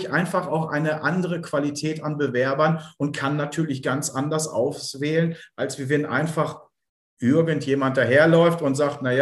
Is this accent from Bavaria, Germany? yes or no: no; Bielefeld, North Rhine-Westphalia, Germany; ich bin halt ein Bielefelder Kind